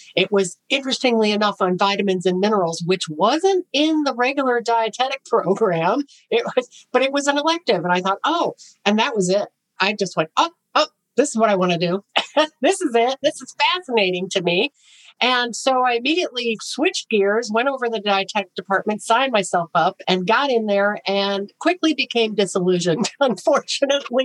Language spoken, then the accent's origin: English; Chicago, Illinois, United States; I got in with a, a health writer for the Chicago Tribune because I was from Chicago